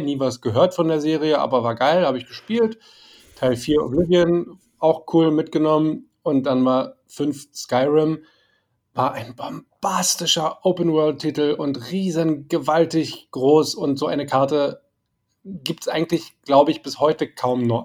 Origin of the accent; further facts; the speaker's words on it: Berlin, Germany; als Berliner, als, als Berliner, der im Westteil der Stadt aufgewachsen ist